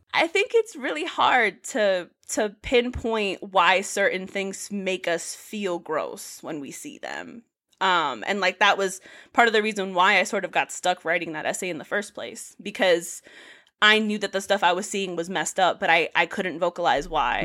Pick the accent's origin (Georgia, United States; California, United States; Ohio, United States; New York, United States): New York, United States; New York City; moved away as an adult; now in Providence, United States; I'm originally from the Bronx. Um, I just moved to Providence about a year ago for grad school